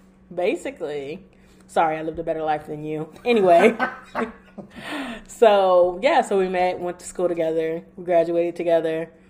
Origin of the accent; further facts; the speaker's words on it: suburbs of Chicago, Illinois, United States; now in California, United States; We're from the suburbs of Chicago